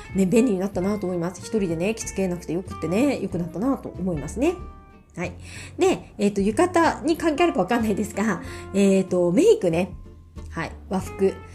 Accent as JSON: {"language": "Japanese", "region": "Miyazaki", "country": "Japan", "also_born_or_lived": "Ibaraki / Tokyo", "moved": "as an adult", "said": "私宮崎から上京してる組なので"}